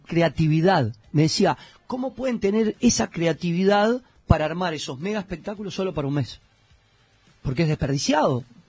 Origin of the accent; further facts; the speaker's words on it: Uruguay; moved away as an adult; now in Miami, United States; Yo me fui de Uruguay